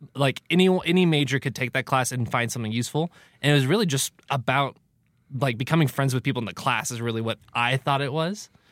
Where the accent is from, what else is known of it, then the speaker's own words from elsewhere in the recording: California, United States; moved away; growing up in California